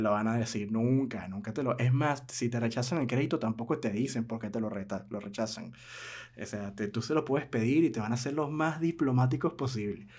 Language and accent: Spanish; Venezuela; mi país, Venezuela